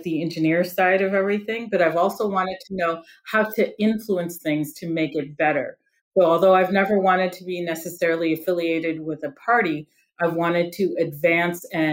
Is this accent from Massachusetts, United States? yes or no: no; Detroit, Michigan, United States; I'm from the Detroit area